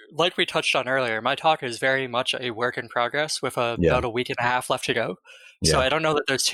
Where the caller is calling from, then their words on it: Bay Area, California, United States; I am calling from the Bay Area, California.